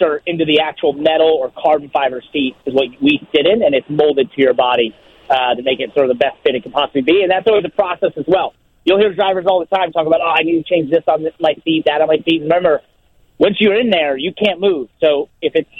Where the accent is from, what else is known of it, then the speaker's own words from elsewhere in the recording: New York City, New York, United States; I'm from New York City